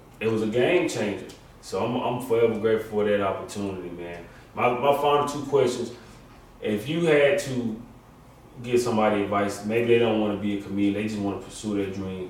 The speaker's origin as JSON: {"language": "English", "town": "Jonesville", "region": "South Carolina", "country": "United States", "said": "I'm a 22-year-old college kid. I'm from Jonesville, South Carolina, a small town with three lights in our whole town."}